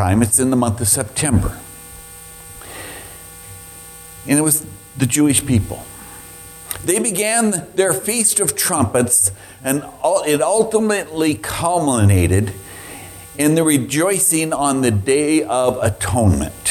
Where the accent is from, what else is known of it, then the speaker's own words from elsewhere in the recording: Scotland, United Kingdom; I'm Scottish